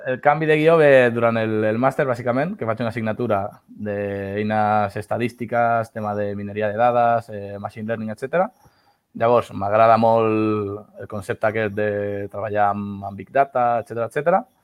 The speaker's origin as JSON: {"language": "Catalan", "town": "El Prat de Llobregat", "region": "Catalonia", "country": "Spain", "tie": "born or raised there", "said": "soc aquí un ciutadà del Prat de Llobregat de tota la vida"}